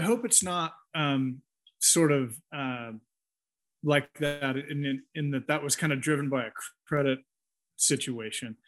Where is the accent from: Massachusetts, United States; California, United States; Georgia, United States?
California, United States; near San Francisco; moved away as an adult; now in Costa Rica; I grew up uh, near San Francisco